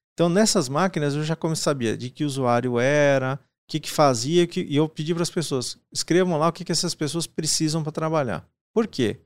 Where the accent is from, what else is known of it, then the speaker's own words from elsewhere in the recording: Paraná, Brazil; nasci no Paraná